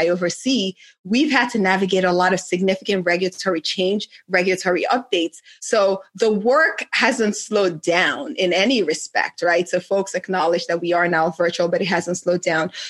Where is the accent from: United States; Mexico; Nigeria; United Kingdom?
Nigeria; moved away; my home country in Nigeria